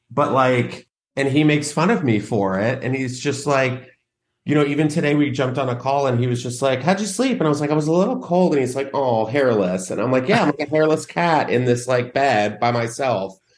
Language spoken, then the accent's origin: English; San Antonio, Texas, United States; moved away; I was growing up in Texas